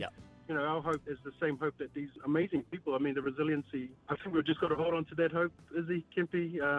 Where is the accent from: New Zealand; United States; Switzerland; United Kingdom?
New Zealand; makes me extra proud to be a Kiwi boy